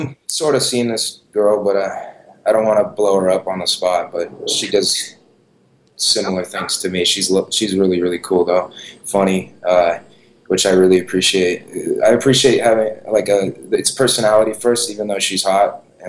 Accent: Los Angeles, California, United States; also born or lived in Pacific Palisades; Originally Venice, Santa Monica, kind of, and then I moved to the Palisades in my teens, so just all on the west side of L.A.

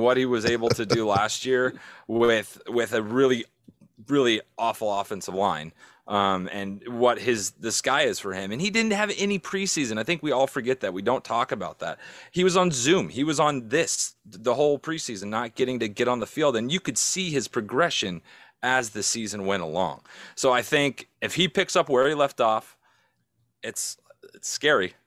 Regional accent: San Diego, California, United States; moved away; I'm from San Diego. I grew up there, so it's, it's hard for me because I still got family there

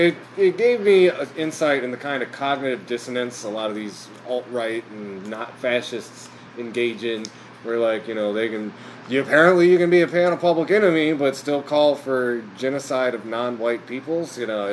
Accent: Kalamazoo, Michigan, United States; I'm from Michigan. It's like, Michigan? It's like, what part of Michigan? I'm like, Kalamazoo, Michigan.

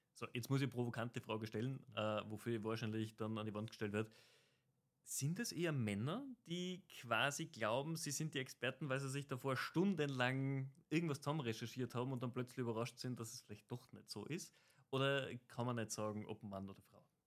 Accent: Tyrol, Austria; als Tiroler

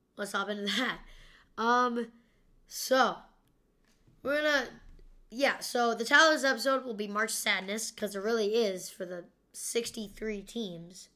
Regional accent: Kansas, United States; I was born in Kansas

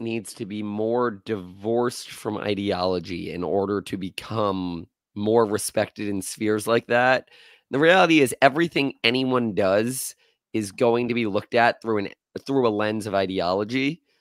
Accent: Florida, United States; I was born and raised in Florida

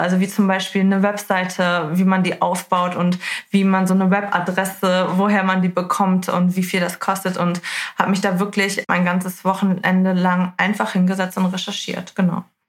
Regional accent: Hamburg, Germany; Ich komme aus Hamburg

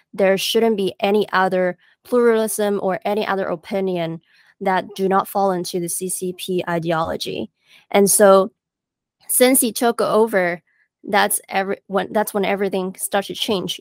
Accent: Hong Kong; moved away as an adult; growing up in Hong Kong

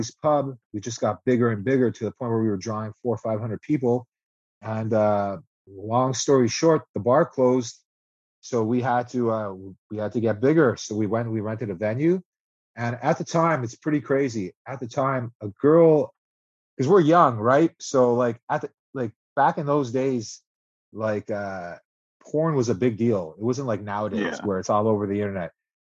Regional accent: Montreal, Quebec, Canada; we're English, and Quebec is a French province

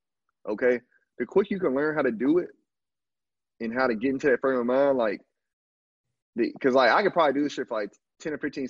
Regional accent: Alabama, United States; moved away as an adult; also born or lived in Canada; now in Brazil; I'm just a dude from the country, dog. I'm from Alabama

